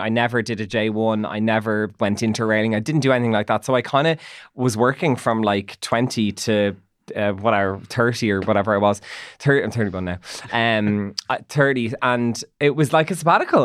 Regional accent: Dublin, Leinster, Ireland; I'm from Nucgrove

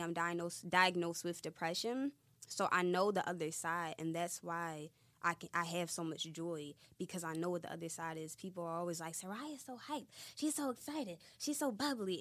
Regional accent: Philadelphia, Pennsylvania, United States; I'm from Philly.

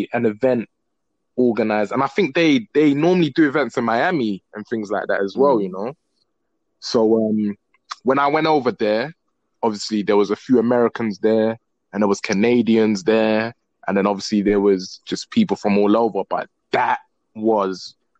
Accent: London, United Kingdom; Hi. I'm from London. London, England. Yeah. Cold, rainy, snowy. Yeah. Not no tea and crumpets. All right. It's the nitty gritty part of London.

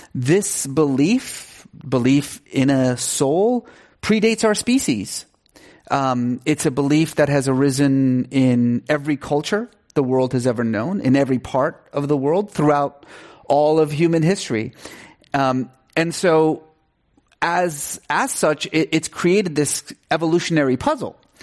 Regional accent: Iran; moved away; I grew up in Iran, um, and, uh, was sort of culturally Muslim

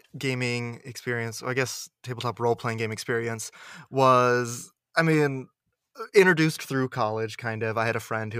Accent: Washington, District of Columbia, United States; born or raised there; moved away as an adult

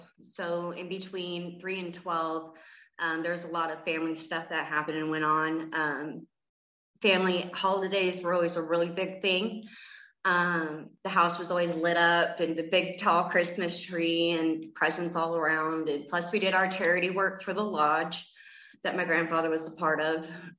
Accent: Gardnerville, Nevada, United States; born or raised there; also born or lived in Layton, Utah

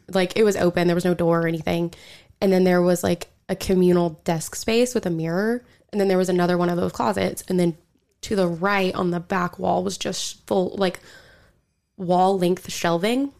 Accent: Skiatook, Oklahoma, United States; I'm actually from Skytook

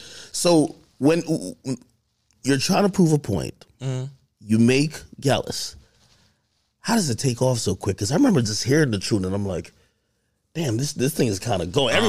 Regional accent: Jamaica; you know, I'm Jamaican

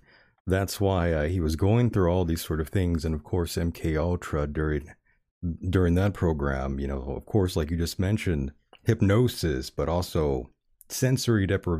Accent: United States; because I'm American.

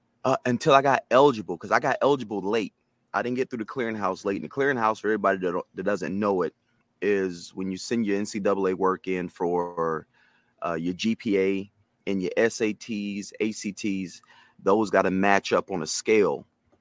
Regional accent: Washington, North Carolina, United States; in my hometown, Washington, North Carolina, located in the eastern part of North Carolina. Small town, probably around 10,000 people there. One high school.

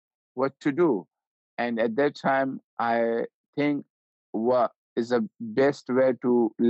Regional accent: Pakistan; born there; I was born in Pakistan.

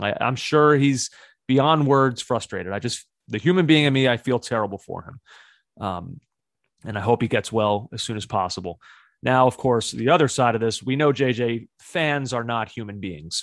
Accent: United States; American fans

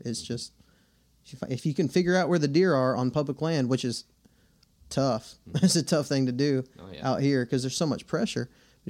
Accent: Texas, United States; I'm from Texas, and at some point in West Texas, the birds are going to come to the windmill to get water

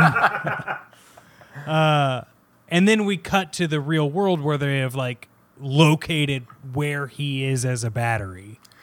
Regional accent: Kansas, United States; moved away as an adult; now in New York, United States; I am originally from Kansas

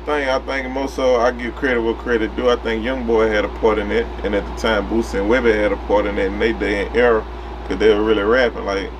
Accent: Baton Rouge, Louisiana, United States; I'm from Baton Rouge, Louisiana. Glen Oaks, North Baton Rouge, 70812.

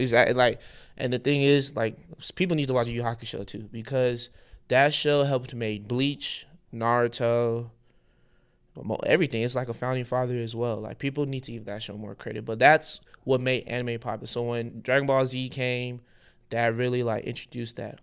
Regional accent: Houston, Texas, United States; I was born in Houston, Texas, but my parents are from Lagos, Nigeria

